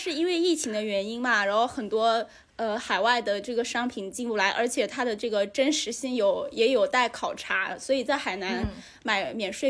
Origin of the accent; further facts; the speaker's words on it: Haikou, Hainan, China; 我在海口长大